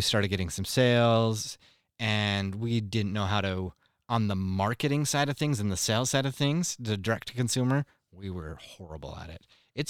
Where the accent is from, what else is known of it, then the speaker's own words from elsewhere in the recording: Mexico; moved away; growing up in Mexico